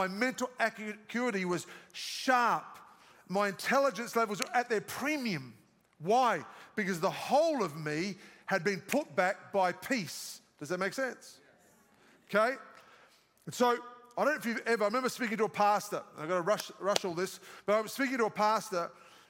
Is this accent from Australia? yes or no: yes; Australia; accent: Australian; moved away; It's my Australian accent